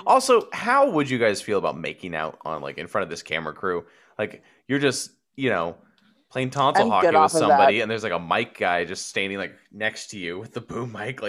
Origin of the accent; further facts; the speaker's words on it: Copperopolis, California, United States; My hometown of 3,000 people on a good day.